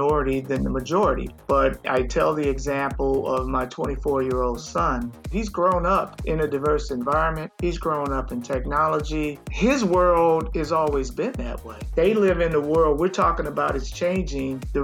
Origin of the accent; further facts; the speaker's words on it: Chicago, Illinois, United States; moved away as an adult; now in Tampa, United States; I was born and raised in Chicago.